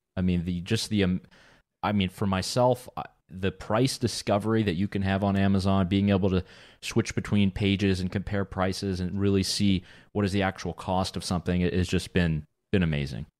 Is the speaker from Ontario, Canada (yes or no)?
no; Quebec, Canada; I'm from Quebec